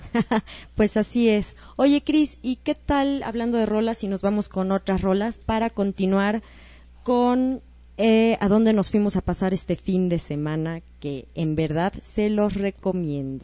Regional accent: Mexico; como mexicanos

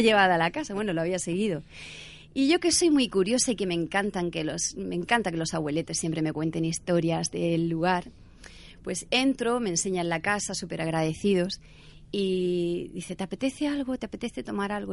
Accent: Cartagena, Region of Murcia, Spain; also born or lived in Ibiza; yo soy cartagenera y amo Cartagena y Murcia

